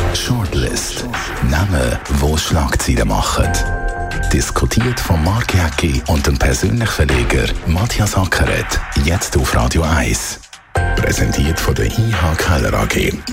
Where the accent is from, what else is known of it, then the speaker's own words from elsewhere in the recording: Zürcher Weinland, Zurich, Switzerland; Ich bin ja eigentlich aus dem Zürcher Wieland, aber in dem Moment bin ich natürlich Schaffhauser